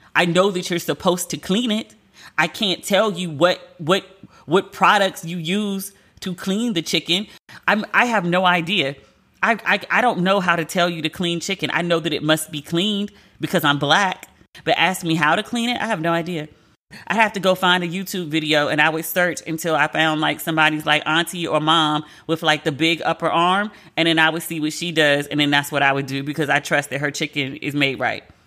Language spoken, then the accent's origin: English; Maryland, United States; I'm from Maryland